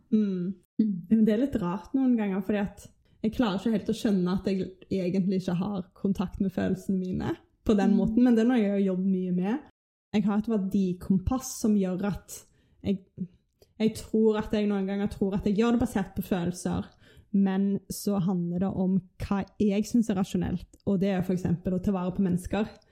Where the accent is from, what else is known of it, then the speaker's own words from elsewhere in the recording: Stavanger, Rogaland, Norway; Jeg kommer fra Stavanger. Jeg husker barndommen min som bare liksom fryd og gammen